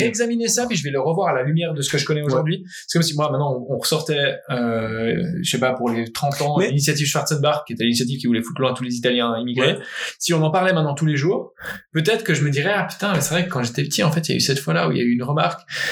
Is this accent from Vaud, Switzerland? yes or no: no; Geneva, Switzerland; je suis né à Genève